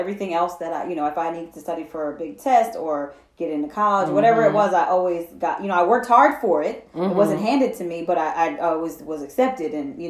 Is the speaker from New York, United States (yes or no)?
yes; Hudson, New York, United States; I'm from Hudson, New York.